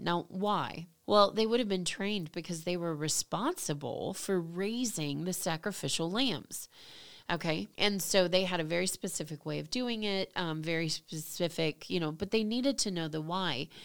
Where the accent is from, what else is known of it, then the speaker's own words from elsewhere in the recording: United States; as an American, as you know somebody from over here